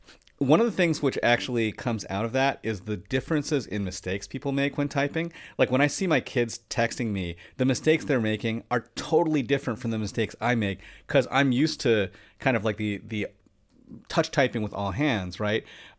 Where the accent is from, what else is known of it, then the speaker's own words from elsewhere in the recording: Los Angeles, California, United States; And it was a marker of like, oh, you know, I'm from Koreatown and I rep it, right?